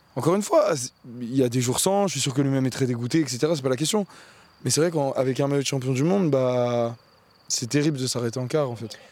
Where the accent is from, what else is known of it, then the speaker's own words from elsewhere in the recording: France; moi, en tant que Français